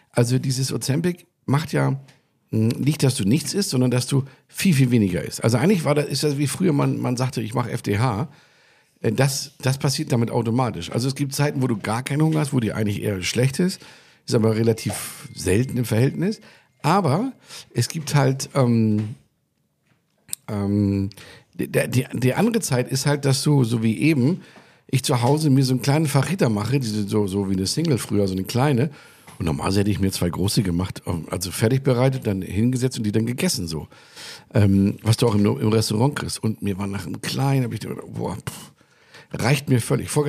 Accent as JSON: {"language": "German", "region": "California", "country": "United States", "said": "Also so wie man sich das, wie es bei uns in Kalifornien ist, mit Guacamole und ein bisschen Tomate"}